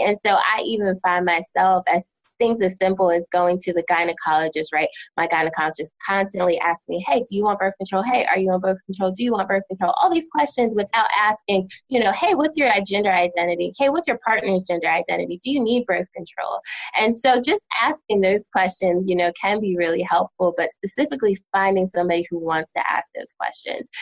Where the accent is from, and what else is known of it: United States; moved away as an adult; also born or lived in New Jersey / Philadelphia, Pennsylvania; now in North Carolina, United States